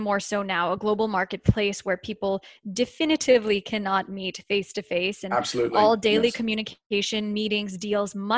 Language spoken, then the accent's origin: English; United States; as an American